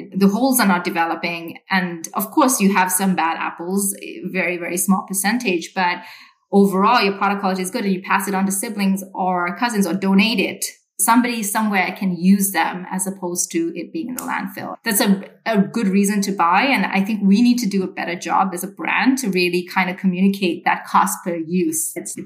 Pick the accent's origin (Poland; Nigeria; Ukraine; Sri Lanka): Sri Lanka; moved away; I grew up in Sri Lanka